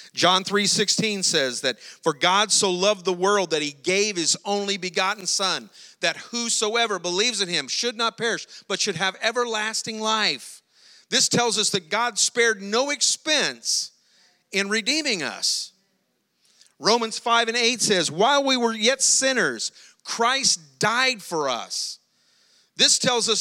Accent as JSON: {"language": "English", "region": "South Louisiana", "country": "United States", "said": "we're from South Louisiana, but we're not from that far, South Louisiana"}